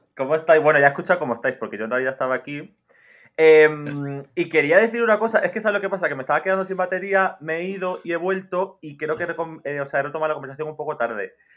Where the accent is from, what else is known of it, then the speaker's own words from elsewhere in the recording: Málaga, Andalusia, Spain; A mí me encanta ser española, ser andaluza y ser malagueña, que es como lo que más me siento